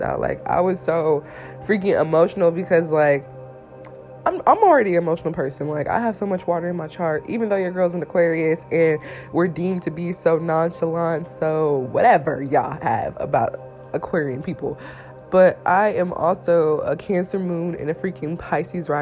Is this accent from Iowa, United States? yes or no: no; Indiana, United States; also born or lived in Atlanta, Georgia; I'm from Indiana